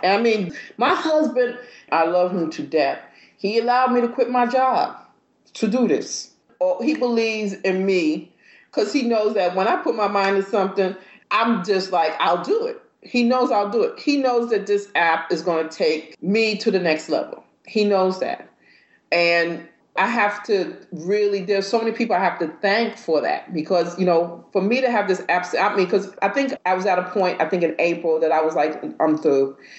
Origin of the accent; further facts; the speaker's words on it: New York, United States; moved away; also born or lived in Georgia; I'm from New York